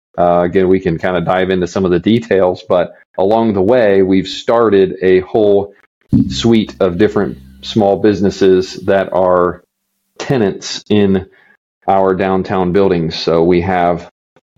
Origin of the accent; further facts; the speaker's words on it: Midwest, United States; growing up in the Midwest